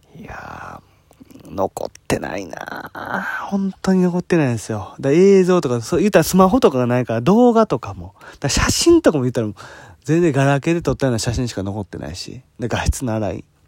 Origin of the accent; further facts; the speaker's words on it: Hyogo, Japan; 僕はあの兵庫県出身なんで